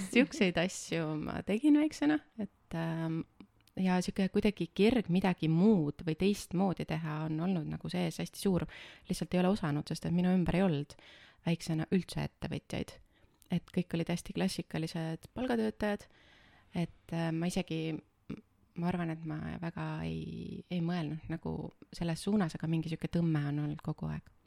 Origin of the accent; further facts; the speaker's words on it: Võhma, Viljandi County, Estonia; ma tulen Viljandi külje alt ühest äh, väikesest linnast äh, nimega Võhma. kasvasin seal üles ja käisin koolis seal